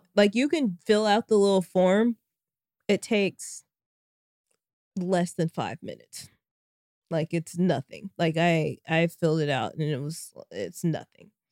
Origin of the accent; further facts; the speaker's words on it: Arkansas, United States; moved away; also born or lived in Kansas; Arkansas, my home state